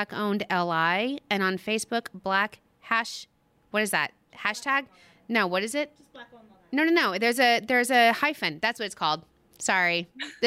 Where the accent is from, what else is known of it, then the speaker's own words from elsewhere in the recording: Texas, United States; now in Long Island, United States; I'm from Texas and also old